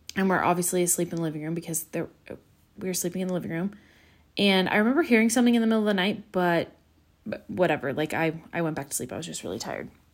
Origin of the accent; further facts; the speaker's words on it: Pacifica, California, United States; also born or lived in Woodland; back in my hometown of Pacifica